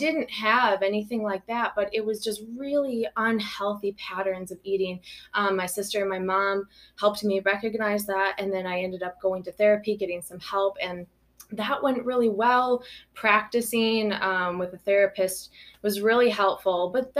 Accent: Belleville, Illinois, United States; now in Monticello, United States; I grew up in Belleville, right outside of town, more in the country, but came to Belleville, went to school there all my life.

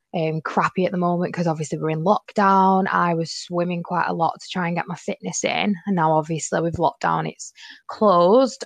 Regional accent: Manchester, North West England, United Kingdom; I'm 22 from Manchester

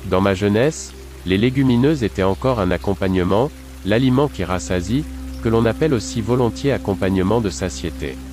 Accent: Stuttgart, Baden-Württemberg, Germany; Dans ma ville natale de Stuttgart, les lentilles avec spätzle sont depuis longtemps un plat rassasiant pour les moins fortunés, un plat de pauvres qui a acquis une certaine notoriété.

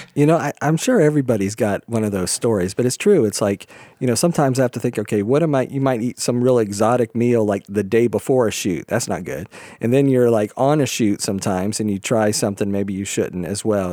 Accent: Florida, United States; moved away; also born or lived in New York; growing up in Florida

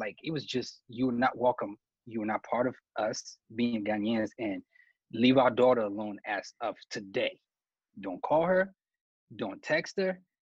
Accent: Cameroon; me being from Cameroon

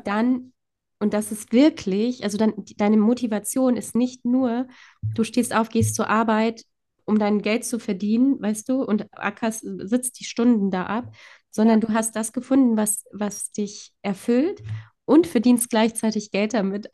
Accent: Poland; moved away; ich komme ja gebürtig aus Polen

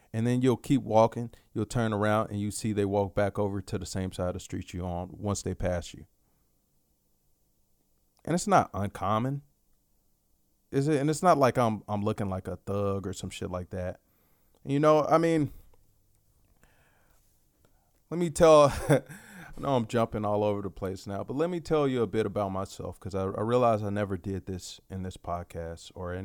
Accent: Dallas, Texas, United States; I grew up in South Oak Cliff. And for you, for those of you familiar with Dallas

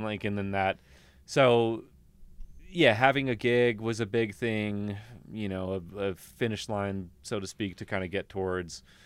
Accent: Kentucky, United States; moved away as an adult; now in Colorado, United States; where we grew up in Kentucky

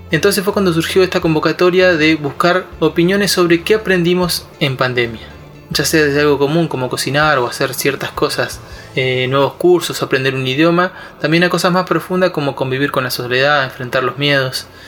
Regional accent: Neuquén, Argentina; soy de Neuquén Capital, Patagonia, Argentina.

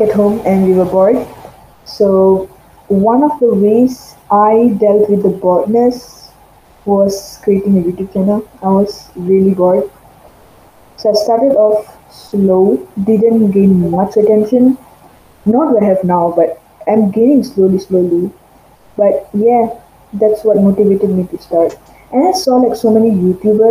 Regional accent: Malaysia; I'm from Malaysia

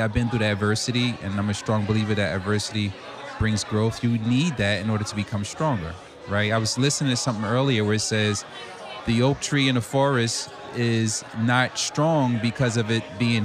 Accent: Newark, New Jersey, United States; I'm from Newark, New Jersey, so I kind of grew up in the hood.

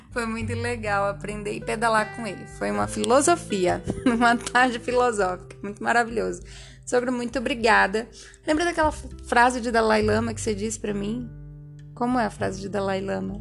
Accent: Feira de Santana, Bahia, Brazil; Eu vim de Feira de Santana, Bahia

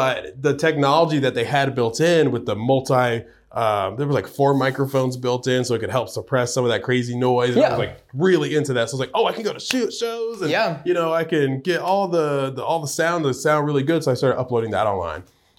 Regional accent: New York, United States; now in Georgia, United States; I'd have to think pretty hard, but I'm originally from New York.

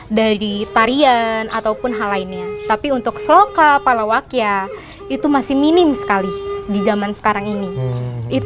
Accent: Bali, Indonesia; Itu yang membuat saya kayak gue bangga banget jadi orang Bali.

